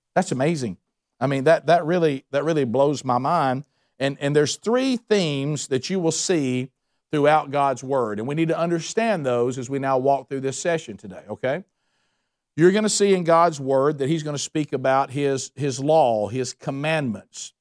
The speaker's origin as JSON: {"language": "English", "region": "the Bible Belt", "country": "United States", "tie": "born or raised there", "said": "growing up in the Bible Belt"}